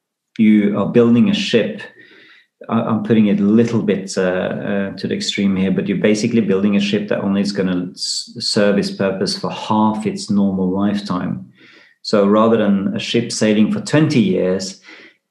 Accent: Risør, Agder, Norway; my hometown, Risør, it was the biggest flag port

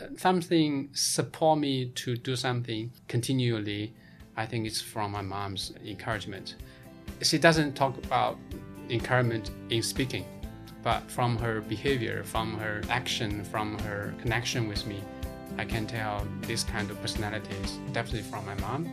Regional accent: Shanxi, China; moved away; my hometown, Shanxi province

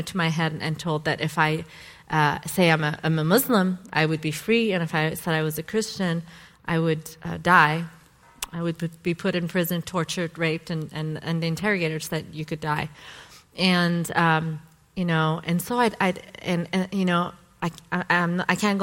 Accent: Boise, Idaho, United States; moved away as an adult; also born or lived in Iran; I'm from Boise, Idaho, and that's where I grew up

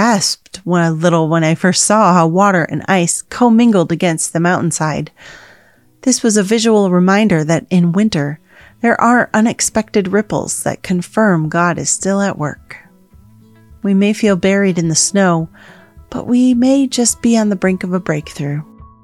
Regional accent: Chicago, Illinois, United States; now in California, United States; I grew up in Chicago where the wind freezes your nose hairs in winter, and I attended college in Grand Rapids

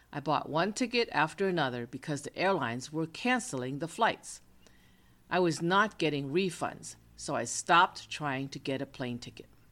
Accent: United States; I am an American

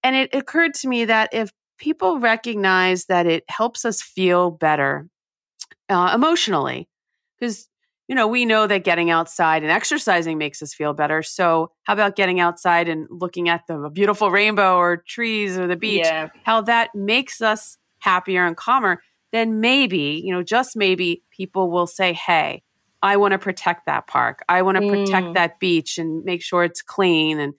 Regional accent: New Jersey, United States; I grew up in New Jersey in the U.S.

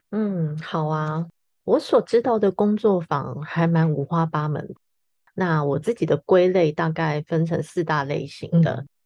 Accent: Taiwan; 我们台湾人

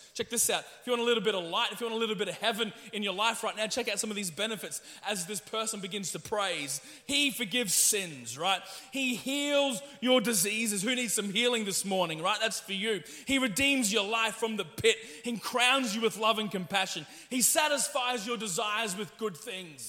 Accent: Ipswich, East of England, United Kingdom; I was born here in Ipswich

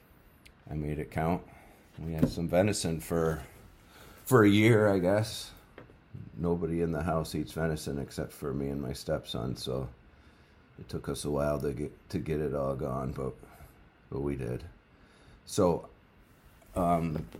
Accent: Adirondack Mountains, upstate New York, United States; now in New Hampshire, United States; I grew up in the Adirondack Mountains in upstate New York, and I hunted out there for years

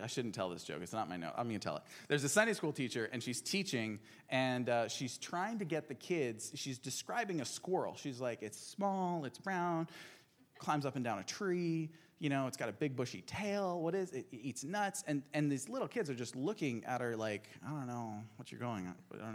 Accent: Albania; now in Portland, United States; When I moved here from Albania, where I grew up

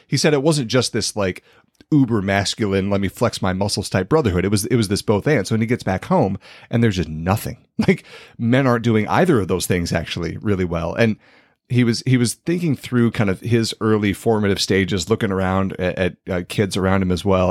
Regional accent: Iowa, United States; born or raised there

